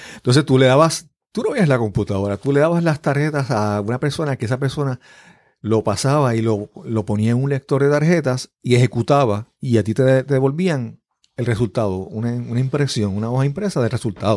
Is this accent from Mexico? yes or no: no; Yabucoa, Puerto Rico; yo nací en el pueblo de Yabucoa. Yabucoa es en el sureste de Puerto Rico